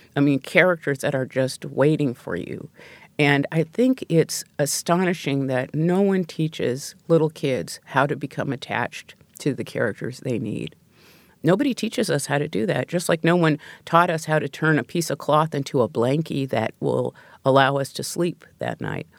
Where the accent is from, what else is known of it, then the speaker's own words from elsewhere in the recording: Pacific Northwest, United States; I grew up in the Pacific Northwest